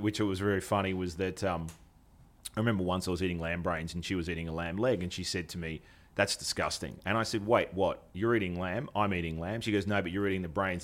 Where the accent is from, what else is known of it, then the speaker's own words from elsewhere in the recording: Australia; as an Australian